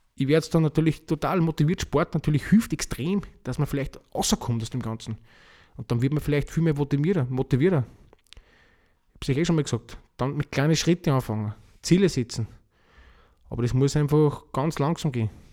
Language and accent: German; Austria; Bei uns in Österreich